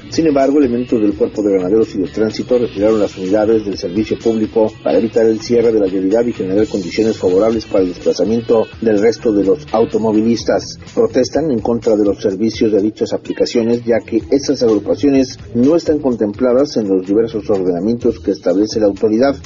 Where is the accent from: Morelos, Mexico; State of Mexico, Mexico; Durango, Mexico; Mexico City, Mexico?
State of Mexico, Mexico; Soy orgullosamente mexiquense, también soy priista, pero antes que nada soy mexicano